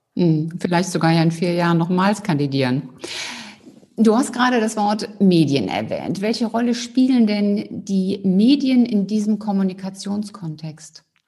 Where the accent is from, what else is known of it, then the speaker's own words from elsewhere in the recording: Cologne, North Rhine-Westphalia, Germany; Ich bin ja Rheinländerin